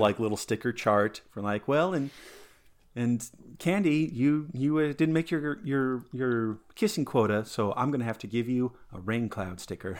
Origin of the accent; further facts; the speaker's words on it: Colorado, United States; growing up in Colorado, eh, it's, it's adjacent to Utah